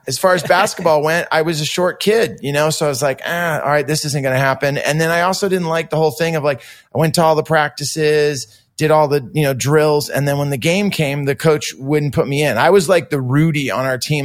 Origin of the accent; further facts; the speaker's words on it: Santa Cruz, California, United States; also born or lived in San Jose; I was still living with my mom and growing up in Santa Cruz